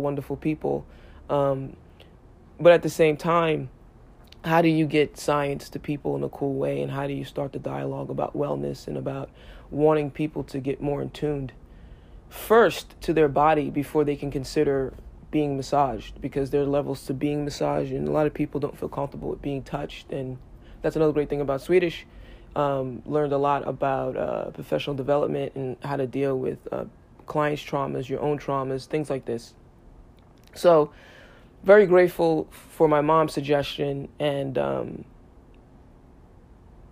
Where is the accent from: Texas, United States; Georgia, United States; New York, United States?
New York, United States; New York City; I grew up in New York City